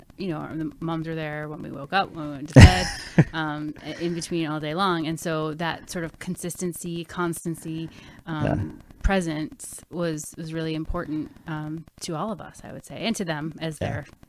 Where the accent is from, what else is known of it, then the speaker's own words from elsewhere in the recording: Westborough, Massachusetts, United States; also born or lived in Northborough, Massachusetts / Canada; I grew up in Westboro, Mass, and live part-time in Westboro and part-time in Canada.